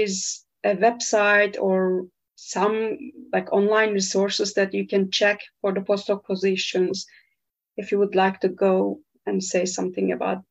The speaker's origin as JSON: {"language": "English", "country": "Brazil", "said": "I'm from Brazil."}